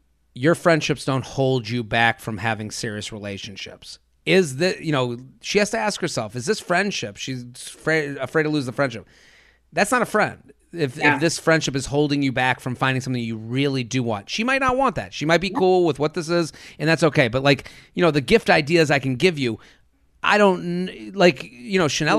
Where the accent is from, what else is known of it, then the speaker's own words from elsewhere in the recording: Hoboken, New Jersey, United States; He's from the Upper West Side and I'm from Hoboken.